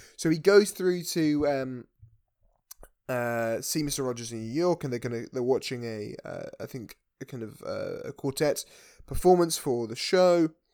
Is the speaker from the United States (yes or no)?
no; United Kingdom; as British people